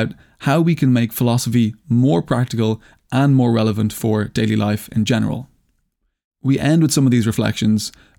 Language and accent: English; Ireland; I'm Irish